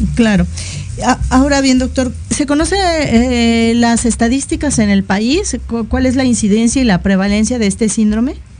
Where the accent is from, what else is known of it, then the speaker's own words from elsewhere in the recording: Mexico; en una sociedad como la mexicana que no nos caracterizamos por ser muy, muy altos